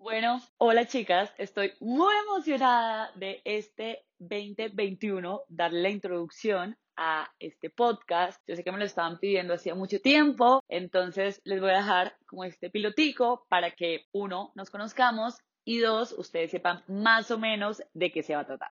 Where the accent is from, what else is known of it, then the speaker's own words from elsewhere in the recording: Pensilvania, Caldas, Colombia; nací en Pensilvania Caldas el 2 de julio de 1993